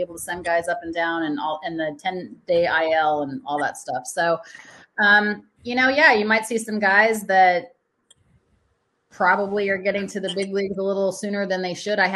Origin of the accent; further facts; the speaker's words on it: Colorado, United States; moved away as an adult; also born or lived in Los Angeles, United States; I'm from Colorado. I was born and raised in Colorado